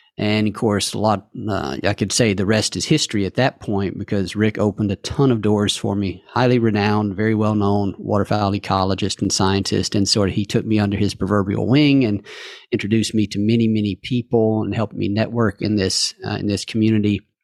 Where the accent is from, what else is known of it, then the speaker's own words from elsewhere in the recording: Calhoun County, Mississippi, United States; in Calhoun County, uh, is where I grew up